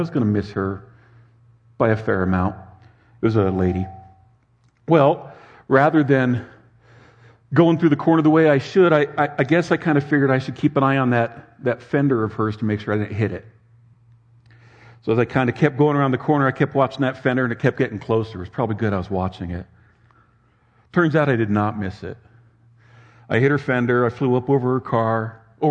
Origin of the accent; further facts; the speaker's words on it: Southern California, United States; I was raised in Southern California in the shadow in the foothills of the Sierra Madre Mountains